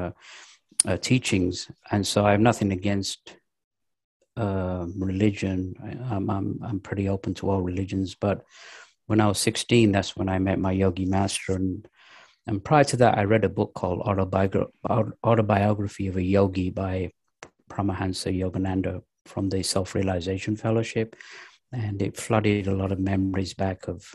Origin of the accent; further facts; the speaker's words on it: England, United Kingdom; also born or lived in Pakistan; now in United States; I was born in Pakistan, raised in England, now living in the United States.